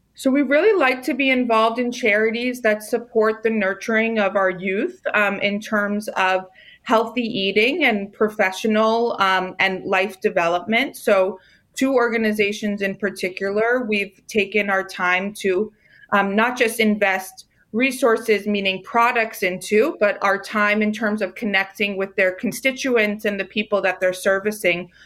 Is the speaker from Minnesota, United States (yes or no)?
no; Rockville, Maryland, United States; I grew up in Rockville, Maryland